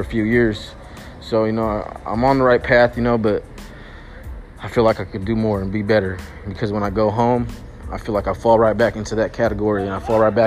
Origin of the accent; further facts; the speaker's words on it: Sacramento, California, United States; I'm from South Sacramento, Oak Park, right in Midtown. My neighborhood is Oak Park